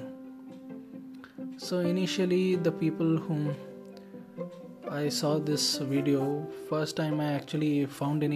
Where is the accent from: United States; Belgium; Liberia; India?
India; as an Indian